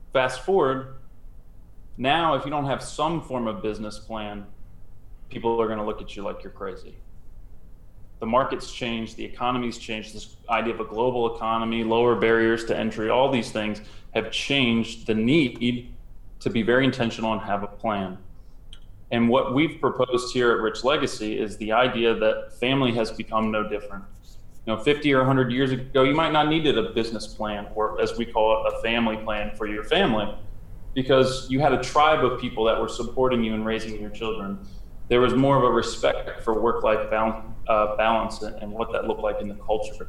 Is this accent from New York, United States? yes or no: no; Howard County, Maryland, United States; a little blue-eyed, brown-haired boy growing up in Howard County, Maryland.